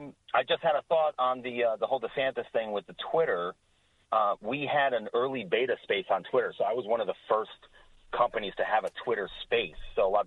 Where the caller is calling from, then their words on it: Galloway, New Jersey, United States; So, yeah, I'm Galloway, Jersey